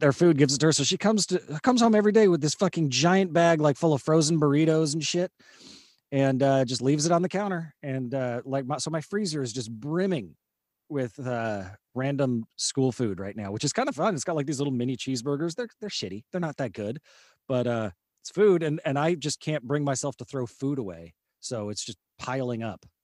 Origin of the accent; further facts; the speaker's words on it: California, United States; moved away; also born or lived in Houston; Cal, California, but it was, you know, I was in elementary school, like, thirty years ago